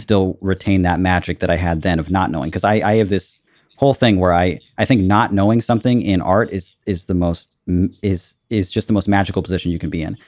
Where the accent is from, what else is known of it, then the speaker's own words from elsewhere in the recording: Southern California, United States; also born or lived in Cabo San Lucas, Mexico / La Paz, Mexico / Washington State, United States; I've been in Southern California my whole life